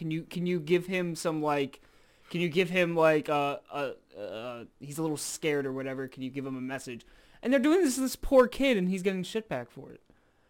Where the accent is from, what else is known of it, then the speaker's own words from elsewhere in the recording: New York, United States; I'm from Harlem.